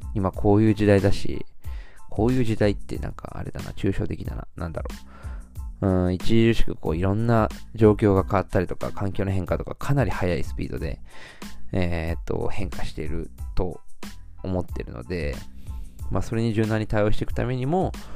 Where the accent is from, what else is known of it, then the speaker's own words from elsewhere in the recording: Shizuoka, Japan; 僕の地元の静岡